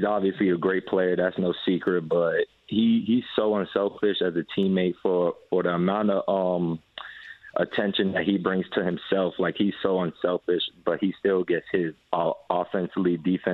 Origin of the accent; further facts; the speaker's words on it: New York, United States; moved away as an adult; now in Indianapolis, United States; that's my hometown